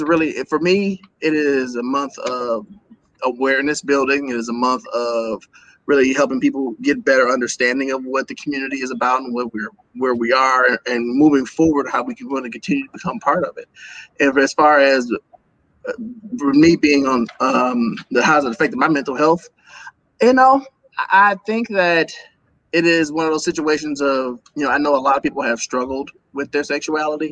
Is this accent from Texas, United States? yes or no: no; Milwaukee, Wisconsin, United States; Born and raised in Milwaukee, Wisconsin.